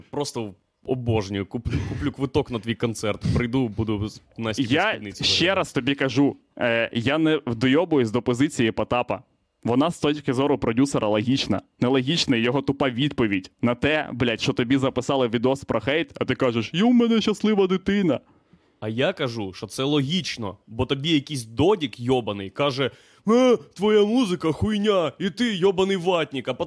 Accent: Ukraine; Я з України, блять, репер.

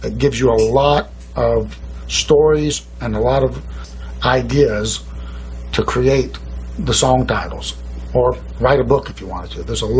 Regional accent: South Georgia, United States; moved away as an adult; also born or lived in Hawaii / Chicago; I came from South Georgia. I was raised on the beaches around Jekyll Island, St. Simons, but I wanted to see the world, and I did.

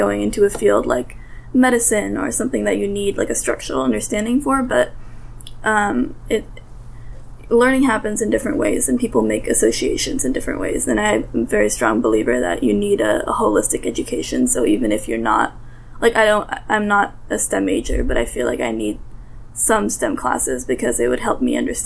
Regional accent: San Jose, California, United States; first language Russian; English is a second language; I went to the Harker School in San Jose.

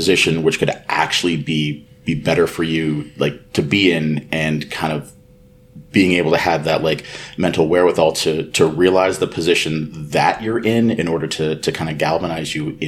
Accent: Kitchener-Waterloo, Ontario, Canada; I'm from Kitchener-Waterloo, Ontario, which is in Canada.

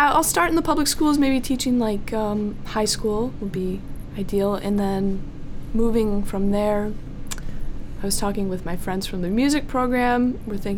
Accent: Shelby Township, Michigan, United States; I grew up in Shelby Township. It was like 45 minutes north of here

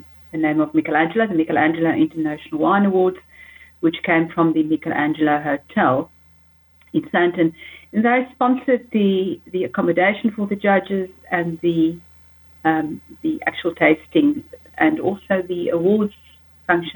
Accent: Namibia; also born or lived in Johannesburg, South Africa; now in South Africa; I come from Namibia

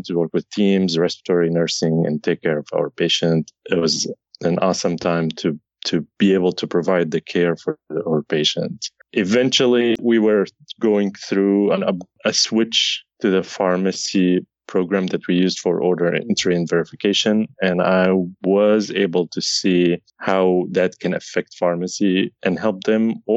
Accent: Syria; moved away; I'm originally from Syria

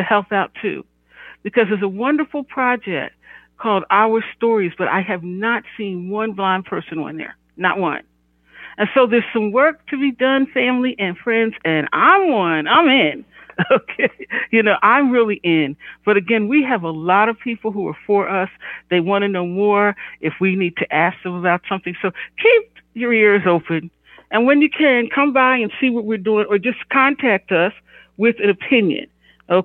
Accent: Philadelphia, Pennsylvania, United States; I'm from Philly

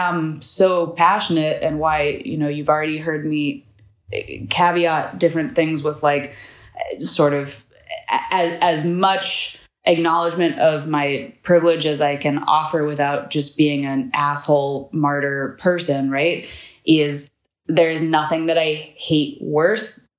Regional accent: United States; moved away as an adult; also born or lived in United Kingdom; now in Berlin, Germany; as an American who lives abroad.

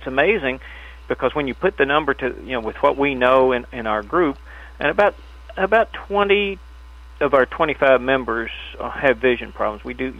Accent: Charleston, West Virginia, United States; now in Owensboro, United States; I'm from West Virginia, the Charleston area

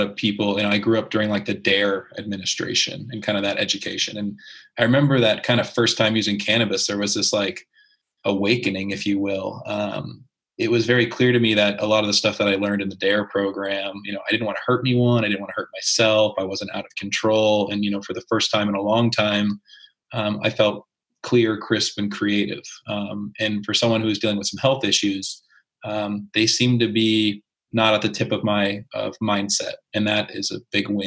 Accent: East Coast, United States; I grew up on the East Coast in a state that didn't really allow that.

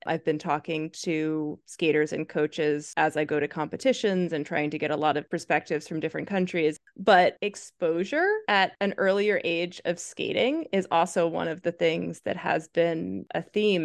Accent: United States; as an American

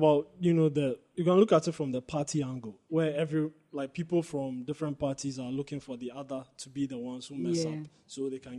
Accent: Ghana; This is a good Ghanaian man, like the rest of us. We are all like this.

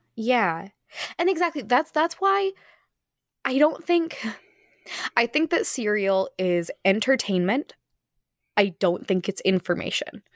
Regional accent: Phoenix, Arizona, United States; I come from Phoenix, Arizona.

